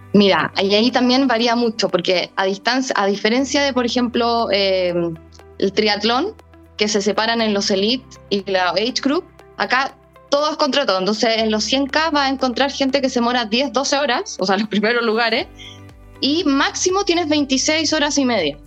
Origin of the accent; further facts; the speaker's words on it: Chile